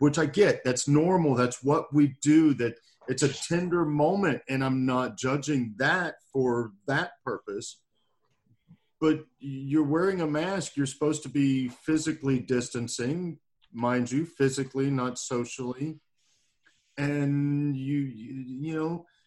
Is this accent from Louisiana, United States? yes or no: yes; Louisiana, United States; I am from Louisiana